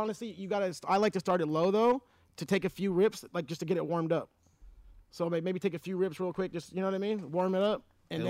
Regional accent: Orange County, California, United States; I'm born and raised in Orange County. If any of you guys don't know, I'm from Orange County, born and raised, and I want to do a lot of giving back to where I came from.

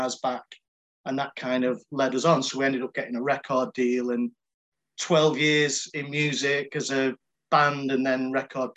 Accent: Salford, North West England, United Kingdom; by the accent, I'm from Salford in Manchester, brought up there

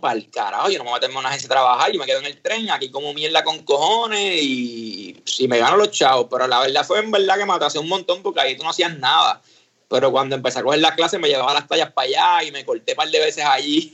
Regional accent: San Juan, Puerto Rico; moved away as an adult; now in San Antonio, United States; nosotros nos criamos en, en Río Piedra, en Colinas Verdes

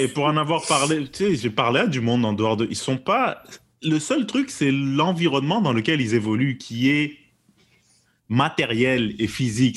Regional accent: Quebec, Canada; j'estime qu'on est des Québécois, même si on n'est pas nécessairement de souche là, comme on dit. on a d'autres backgrounds

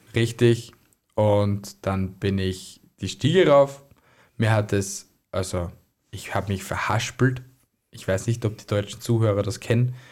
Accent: Austria; bei uns in Österreich

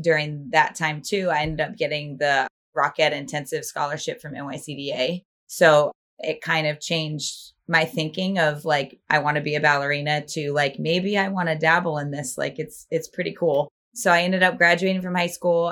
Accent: Northern Virginia, United States; I grew up in Northern Virginia, right outside of DC.

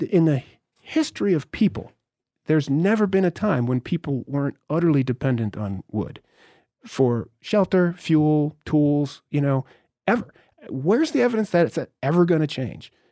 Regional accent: Northeast, United States; remember I'm from the Northeast.

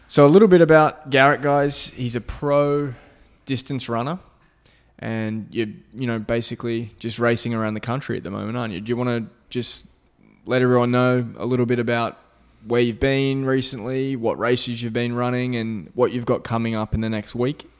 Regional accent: Australia; moved away; I'm from Australia. I, you know, didn't grow up in, like, the high school or college system here

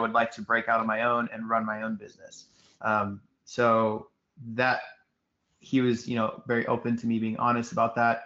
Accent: Houston, Texas, United States; also born or lived in Sugar Land, Texas; I'm from Houston, and I was born in Sugar Land, which is about 30 minutes, 25 minutes southwest of downtown Houston

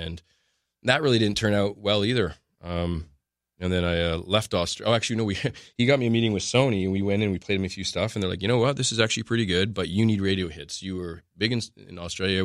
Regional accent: Canada; we're Canadian.

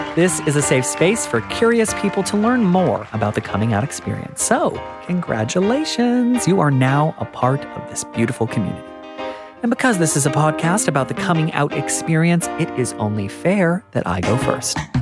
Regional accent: United States; I'm from America

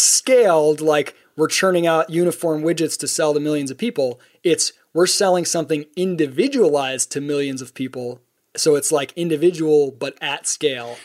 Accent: Midwest, United States; the kind of people I grew up with in the Midwest

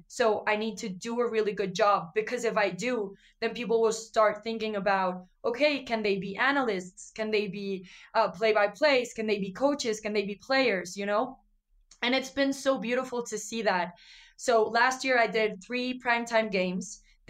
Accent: northern Mexico, Mexico; accent: northern Mexican; now in Mexico City, Mexico; And then I have like a northern accent. It's just kind of mixed all over the place because I also live in Mexico City.

